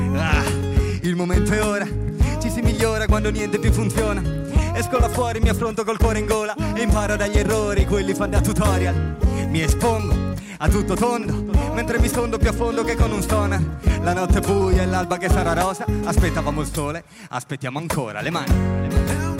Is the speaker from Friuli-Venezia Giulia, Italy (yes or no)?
yes; Friuli-Venezia Giulia, Italy; in quanto friulani